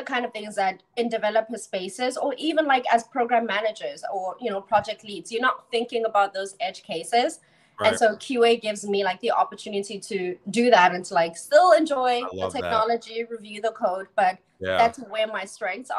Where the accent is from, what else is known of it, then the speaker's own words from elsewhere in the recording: South Africa; moved away; also born or lived in Charlotte, North Carolina; I was born and raised in South Africa.